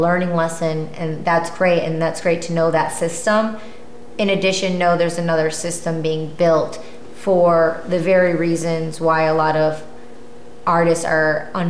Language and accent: English; Michigan, United States; moved away; growing up in Michigan